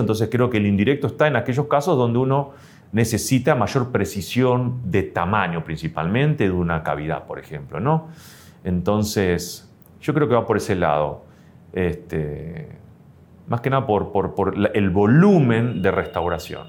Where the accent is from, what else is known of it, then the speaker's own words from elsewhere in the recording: Argentina; como argentino tenemos bien esa base